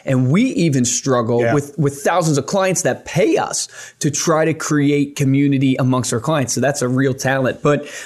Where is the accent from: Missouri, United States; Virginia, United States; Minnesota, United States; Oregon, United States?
Virginia, United States; I grew up in Virginia